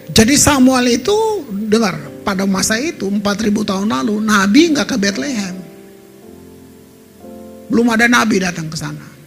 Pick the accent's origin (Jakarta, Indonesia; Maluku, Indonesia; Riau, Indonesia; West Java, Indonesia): Maluku, Indonesia; Ambon; Jadi kota saya itu hancur saudara. Hancur dari 99 sampai 2005 dibantai habis. Kalau saudara tahun-tahun itu tahun 2000 aja saudara ke Ambon, maka saudara akan lihat Ambon seperti ya saya yang bilang kota yang ditinggalkan.